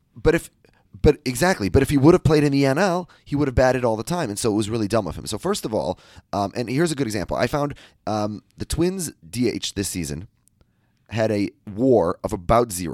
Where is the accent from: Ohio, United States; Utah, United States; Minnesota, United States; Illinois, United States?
Minnesota, United States; I'm from the Midwest.